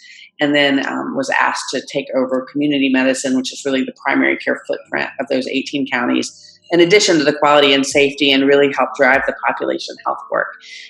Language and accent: English; Greensboro, North Carolina, United States; I am a North Carolina native. I grew up in Greensboro, and sort of embarrassingly, I've spent my whole life in different parts of North Carolina